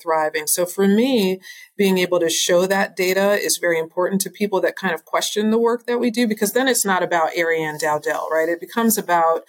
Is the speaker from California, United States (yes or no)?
no; New York, United States; now in Houston, United States; I'm from New York originally